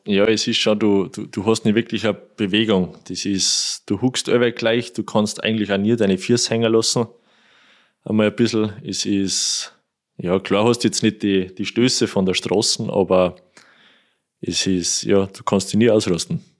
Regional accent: Kuchl, Salzburg, Austria; da fahren wir Kuchel durch, das ist mein Heimatort

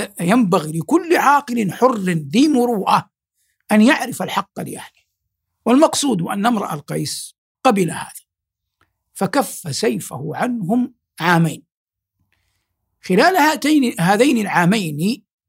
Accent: Saudi Arabia; في بلادنا المملكة العربية السعودية

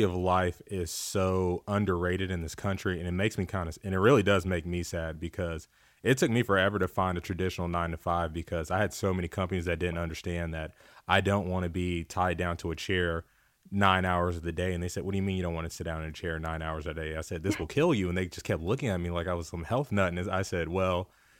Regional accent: Mississippi, United States; now in Phoenix, United States; I'm from Mississippi

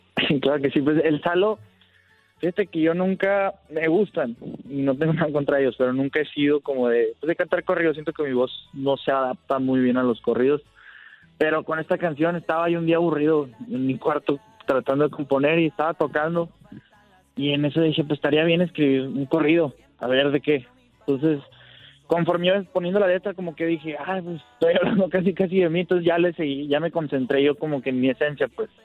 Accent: Ciudad Obregón, Sonora, Mexico; soy de aquí, de Obregón, Sonora

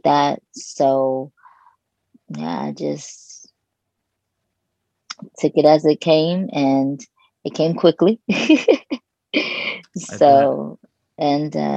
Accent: Los Angeles, California, United States; also born or lived in Kentucky; So I was born in Kentucky, and I lived there until I was 8. Okay. And then, yes, we moved to Los Angeles

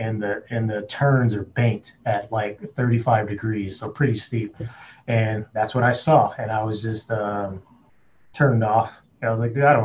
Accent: Compton, California, United States; I grew up in Compton.

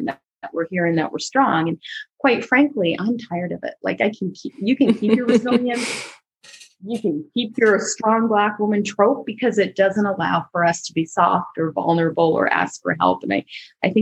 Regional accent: Barbados; we're from the same place, right? From Barbados.

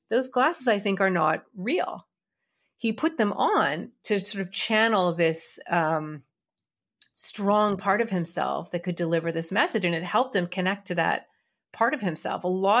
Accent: Canada; We had all the same shows. We just wondered why nobody ever talked about Canada on them, right?

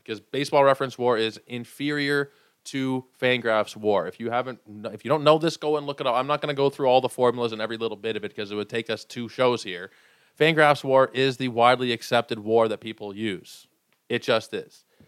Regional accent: Toronto, Ontario, Canada; I'm from Toronto.

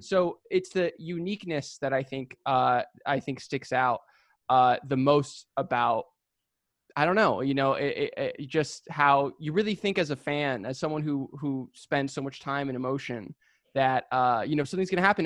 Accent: San Diego, California, United States; now in Los Angeles, United States; I was born and raised in San Diego

